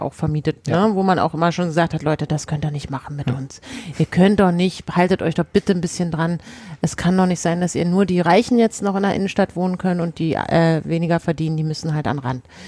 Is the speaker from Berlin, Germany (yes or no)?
yes; Berlin, Germany; wir als Berliner